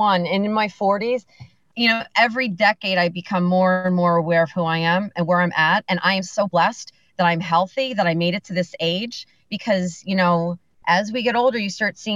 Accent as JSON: {"language": "English", "town": "Bethlehem", "region": "Pennsylvania", "country": "United States", "tie": "born or raised there", "also_born_or_lived": "Macungie, Pennsylvania", "said": "I was born and raised in Bethlehem, Liberty High School, the Grenadiers"}